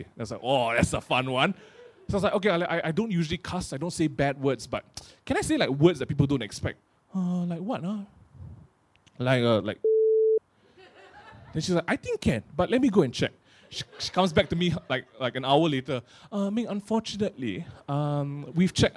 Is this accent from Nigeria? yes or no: no; Malaysia; I grew up in Malaysia